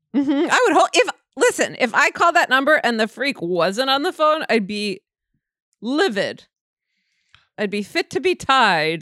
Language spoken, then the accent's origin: English; New York, United States; I'm a New Yorker